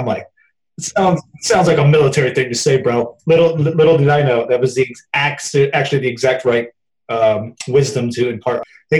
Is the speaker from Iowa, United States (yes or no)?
no; Louisville, Kentucky, United States; Down in the South, I'm from Louisville, Kentucky. That's where I was born. My mom's side of the family still lives there.